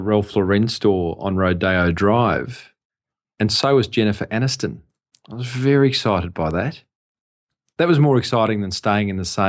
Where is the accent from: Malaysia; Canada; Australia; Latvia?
Australia; as an Australian